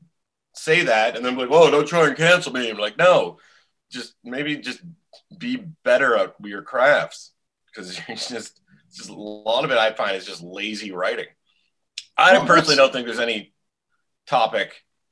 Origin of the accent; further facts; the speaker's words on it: outside of Ottawa, Ontario, Canada; also born or lived in Montreal; now in Toronto, Canada; I grew up, I didn't even grow up in Ottawa proper. I grew up like outside of Ottawa, like surrounded by fields and forest.